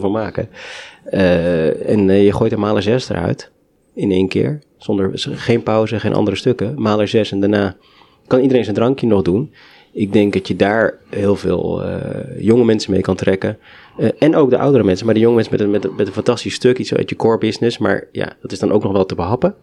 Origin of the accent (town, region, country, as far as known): Netherlands